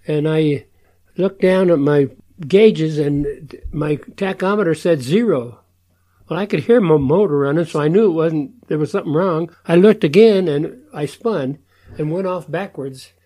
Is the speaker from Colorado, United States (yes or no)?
yes; Denver, Colorado, United States; I grew up in Denver, Colorado